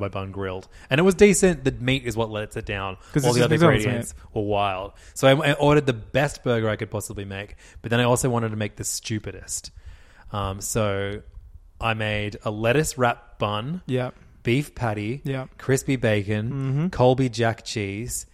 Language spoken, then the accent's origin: English; Sydney, New South Wales, Australia; my hometown, McDonald's, Waitara, where I grew up